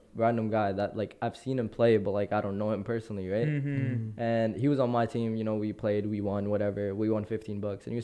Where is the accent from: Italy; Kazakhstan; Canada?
Canada; Surrey, British Columbia; also born or lived in Punjab; I am from Surrey